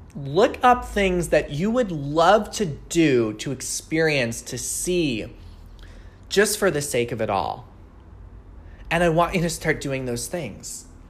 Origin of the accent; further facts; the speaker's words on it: Long Island, New York, United States; now in Seattle, United States; I live in Seattle, but I grew up on Long Island, New York